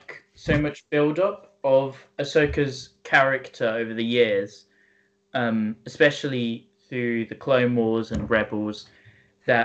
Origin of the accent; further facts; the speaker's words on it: United Kingdom; we're not American, we're British